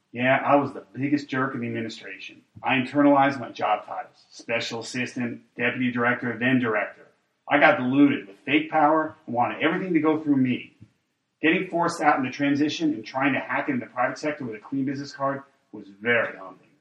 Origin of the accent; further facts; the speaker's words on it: Texas, United States; as a Texan